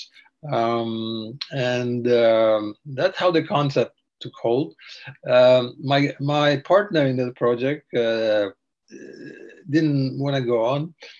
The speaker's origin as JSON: {"language": "English", "region": "eastern Slovakia", "country": "Slovakia", "tie": "born or raised there", "moved": "yes", "lives_now": "Canada", "said": "I grew up in Eastern Slovakia in a small village"}